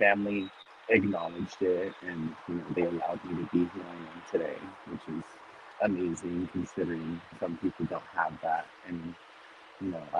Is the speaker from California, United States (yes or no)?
no; Sunnyside, Washington, United States; moved away as an adult; also born or lived in Los Angeles / Seattle; I'm actually from a really small town. It's called Sunnyside. It's over the pass. It's way down, like, central Washington.